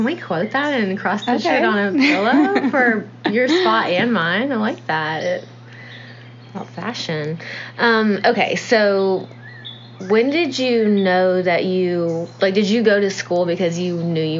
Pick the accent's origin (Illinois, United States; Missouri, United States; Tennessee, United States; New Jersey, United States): Tennessee, United States; Nashville; born or raised there